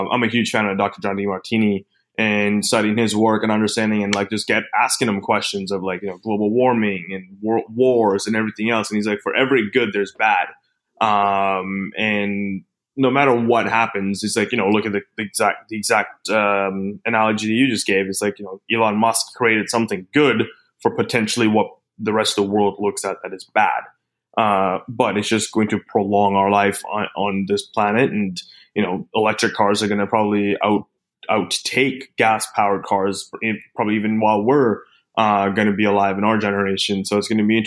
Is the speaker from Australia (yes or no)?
yes; Australia; coming from being an Aussie